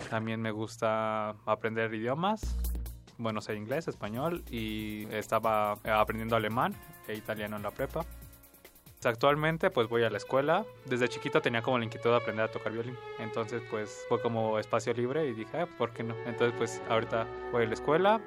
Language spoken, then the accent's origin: Spanish; Mexico City, Mexico; Yo nací en la Ciudad de México el 22 de junio de 1998 realmente en mi infancia me dediqué como a jugar mucho con todos mis amigos